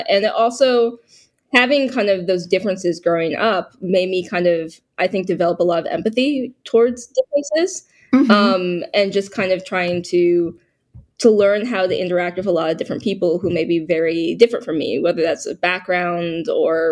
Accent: Boston, Massachusetts, United States; I was born in Boston, so I was born in a very urban environment

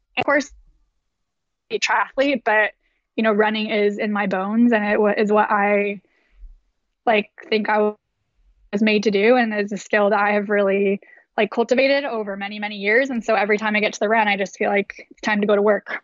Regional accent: Davis, California, United States; moved away; I grew up in Davis, California, and it's a really active place

